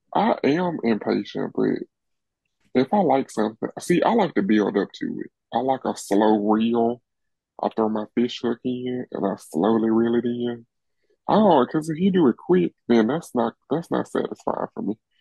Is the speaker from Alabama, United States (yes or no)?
yes; Birmingham, Alabama, United States; I'm from Birmingham.